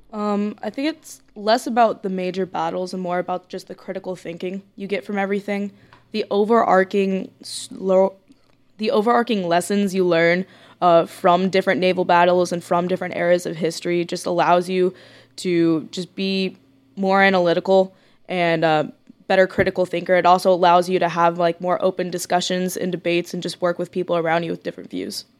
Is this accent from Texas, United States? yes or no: yes; Corpus Christi, Texas, United States; I'm from Corpus Christi, Texas